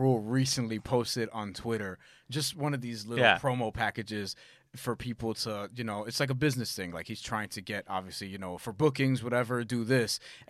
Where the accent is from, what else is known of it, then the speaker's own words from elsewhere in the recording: New York, United States; I'm a New Yorker.